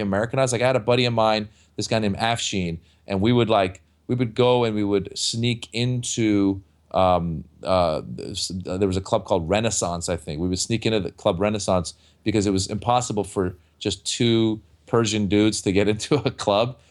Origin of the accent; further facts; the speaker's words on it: Northern California, United States; moved away as an adult; now in Los Angeles, United States; growing up in Northern California where there really weren't that many Iranians